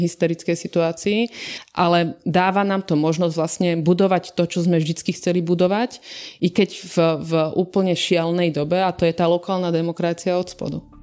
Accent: Dolný Kubín, Žilina Region, Slovakia; môjho rodného mesta, Dolného Kubina

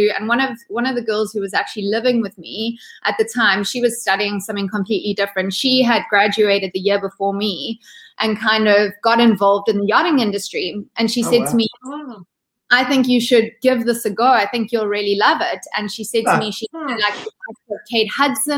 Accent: Ballito, KwaZulu-Natal, South Africa; moved away as an adult; also born or lived in United States; So I grew up in South Africa. In a small little coastal town called Belito. It's in Durban, so it's on the east coast of South Africa

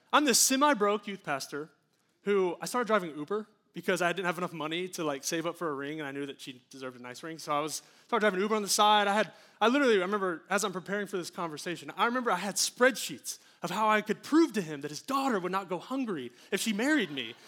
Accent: United States; an American

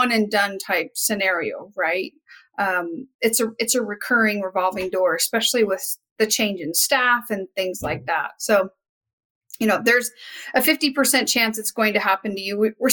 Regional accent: Wyoming, United States; I'm originally from Wyoming

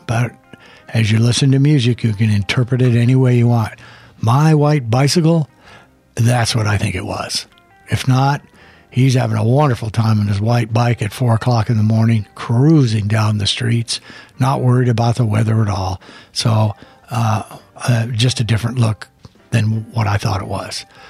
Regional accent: El Paso, Texas, United States; I grew up in El Paso

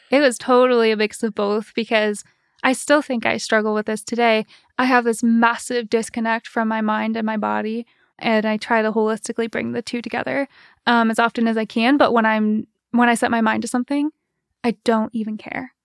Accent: East Lansing, Michigan, United States; moved away as an adult; also born or lived in Paris; now in Holland, United States; Grew up in East Lansing

